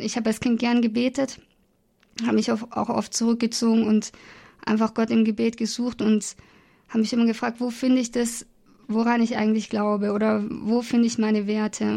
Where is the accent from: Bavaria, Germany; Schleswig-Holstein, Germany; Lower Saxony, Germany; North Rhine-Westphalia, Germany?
Bavaria, Germany; Augsburg; ich komme aus Bayern, aus Augsburg